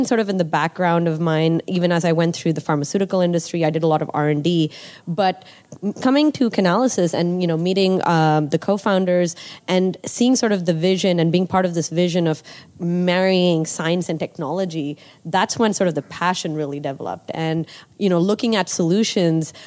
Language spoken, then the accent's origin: English; Nigeria; moved away as an adult; I grew up in Nigeria.